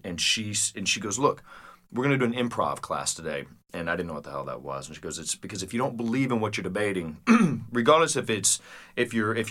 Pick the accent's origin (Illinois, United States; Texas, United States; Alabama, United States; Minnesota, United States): Alabama, United States; Clay; moved away as an adult; I was born in the great state of Alabama, in a little town called Clay